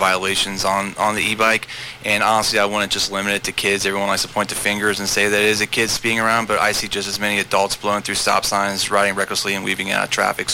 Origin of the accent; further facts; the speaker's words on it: San Diego, California, United States; moved away; I grew up in San Diego in the late 90s